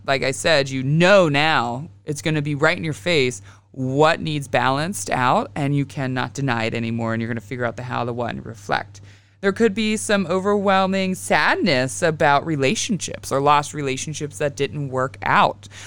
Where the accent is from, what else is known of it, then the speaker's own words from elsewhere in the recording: Western Pennsylvania, United States; I grew up in Western P